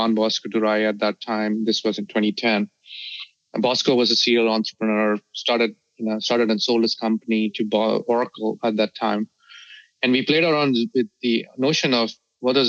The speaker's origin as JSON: {"language": "English", "region": "Delhi", "country": "India", "tie": "born or raised there", "also_born_or_lived": "South India", "said": "I was born in the south of India and I grew up in Delhi."}